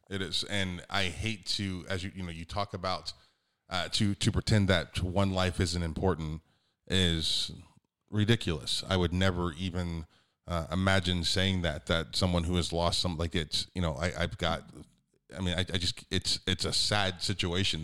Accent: United States; I'm an American

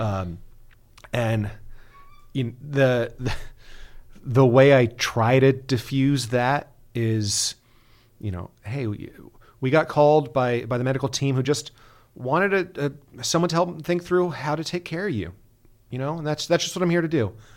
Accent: Bay Area, California, United States; moved away; I'm, I'm from the Bay Area originally, so, uh, raised an A's fan

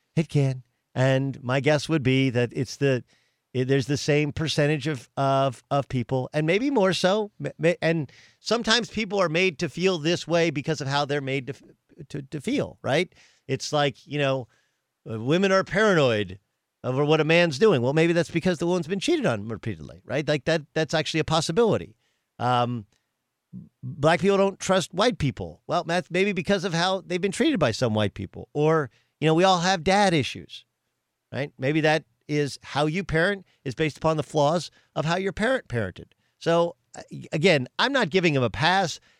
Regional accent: Southern California, United States; moved away as an adult; I grew up in Southern California

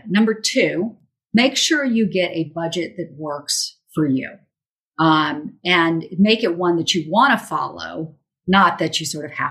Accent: Charleston, South Carolina, United States; Charleston, South Carolina, my hometown

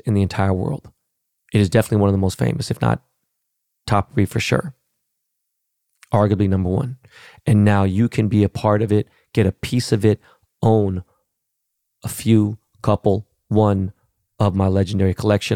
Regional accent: Los Angeles, California, United States; I'm from Los Angeles.

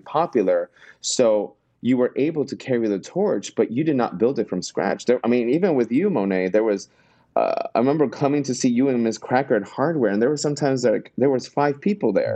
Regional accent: Miami, Florida, United States; now in New York City, United States; I am originally from Miami

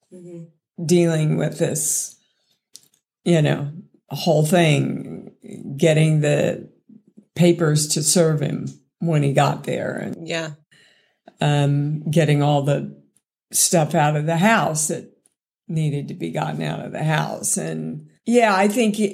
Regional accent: Kansas, United States; moved away; I came from Kansas, so anything out of the norm makes you a slut

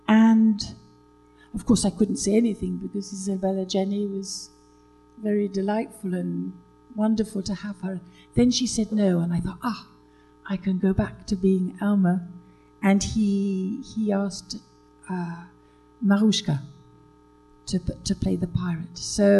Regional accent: United Kingdom; now in France

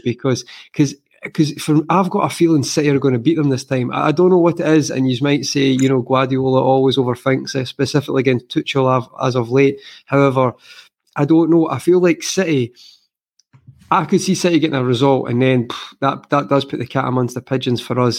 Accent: Scotland, United Kingdom; I'm Scottish

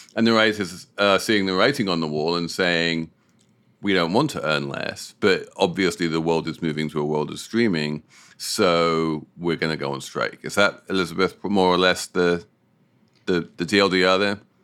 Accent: United Kingdom; moved away; as a Brit

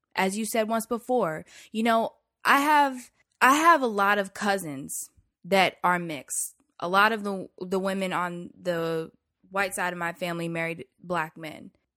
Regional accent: the South, United States; growing up in the South

